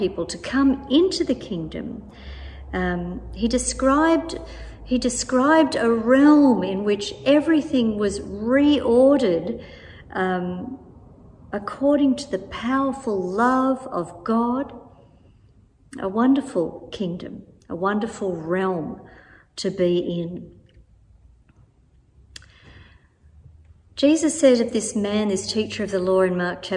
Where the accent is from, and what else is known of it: Australia